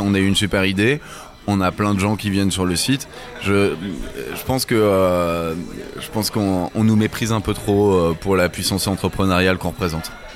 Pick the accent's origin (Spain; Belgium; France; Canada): France; On est on est français